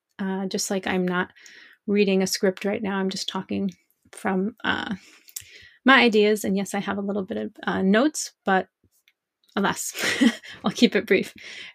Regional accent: Northeast of the US, United States; first language English; So I am American, born and raised in the Northeast of the US, and I learned French. I learned a little Hebrew, but I'm not even going to count Hebrew. I started learning French in 6th or 7th grade, so I was about 11 or 12

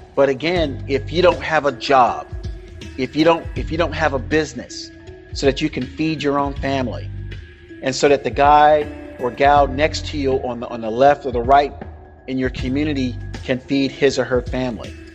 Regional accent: the South, United States; moved away as an adult; also born or lived in Mississippi; All my life, all my my first 19 years on Earth, I grew up in the South.

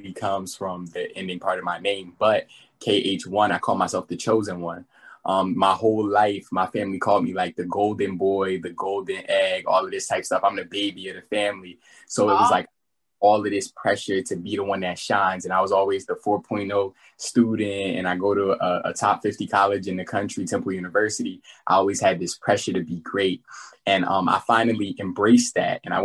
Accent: Linden, New Jersey, United States; there were a lot of rappers around my city, because I'm from Linden, New Jersey

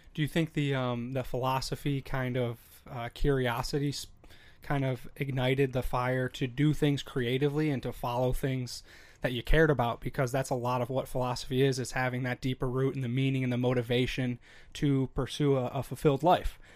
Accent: Chicago, Illinois, United States; now in Minnesota, United States; I'm from Chicago

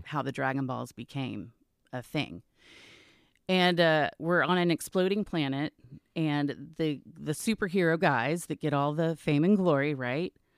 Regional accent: Garland, Texas, United States; also born or lived in New York / San Diego; I grew up in Garland.

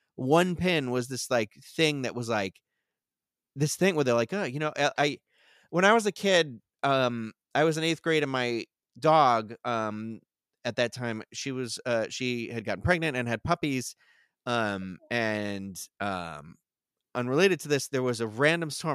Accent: Carver, Massachusetts, United States; I grew up in Carver, Massachusetts

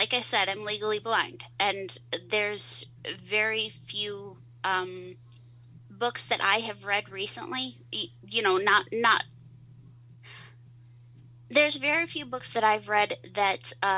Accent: Columbia, Missouri, United States; born or raised there; accent: twang

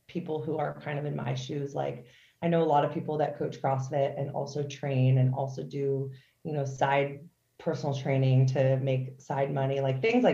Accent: Philadelphia area, Pennsylvania, United States; also born or lived in Chicago, Illinois / Boston, Massachusetts; I was born in Chicago, but I've lived in like Pennsylvania and like the Philadelphia area majority of my life

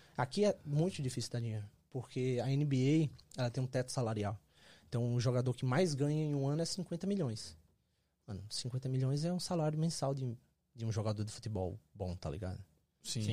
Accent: Caruaru, Pernambuco, Brazil; moved away as an adult; also born or lived in Canada; now in United States; E eu sou de Caruaru, Pernambuco, cidadezinha ali pertinho de, de Recife.

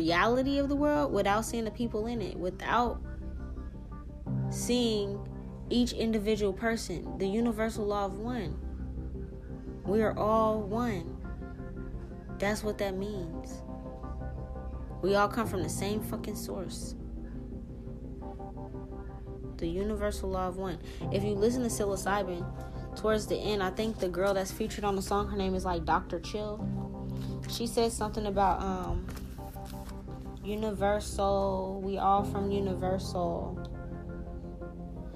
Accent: Haiti; I'm from Haiti.

